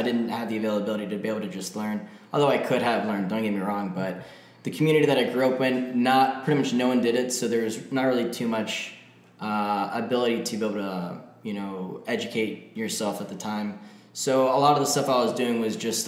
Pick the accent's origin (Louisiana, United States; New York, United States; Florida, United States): Florida, United States; Florida Keys, United States; I grew up in the Florida Keys